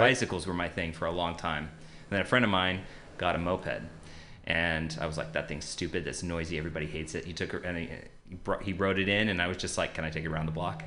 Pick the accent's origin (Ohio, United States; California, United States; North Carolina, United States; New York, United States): California, United States; Modesto; I grew up in uh, Modesto, California